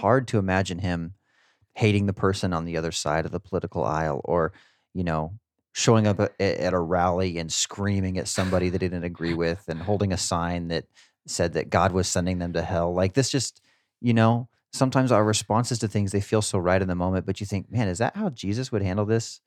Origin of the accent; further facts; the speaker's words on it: Garden City, United States; my hometown yesterday, Garden City